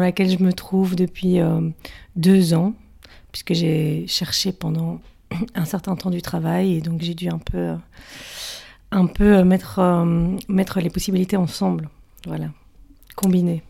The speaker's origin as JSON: {"language": "French", "town": "Brussels", "region": "Brussels-Capital Region", "country": "Belgium", "tie": "born or raised there", "said": "moi, je suis bruxelloise et je suis née à Bruxelles. Et donc, ça fait un certain nombre d'années, euh, presque 30 ans, que je suis à Bruxelles"}